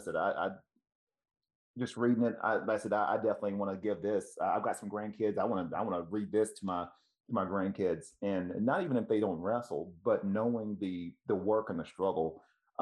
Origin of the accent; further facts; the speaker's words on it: Tennessee, United States; moved away; also born or lived in Ohio; I'm originally from Tennessee